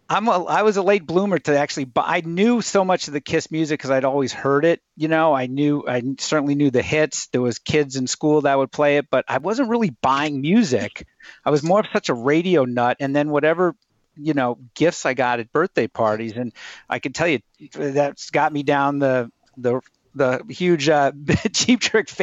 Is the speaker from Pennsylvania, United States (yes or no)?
no; Riverhead, New York, United States; I was growing up on Long Island, New York